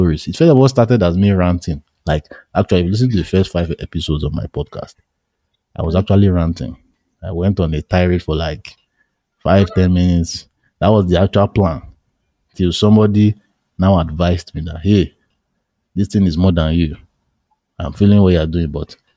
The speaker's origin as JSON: {"language": "English", "country": "Nigeria", "said": "I'm a Nigerian"}